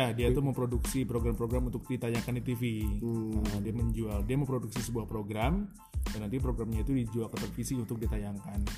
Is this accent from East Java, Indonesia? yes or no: no; Bogor, West Java, Indonesia; balik lagi lah ke kota asal gue di Bogor.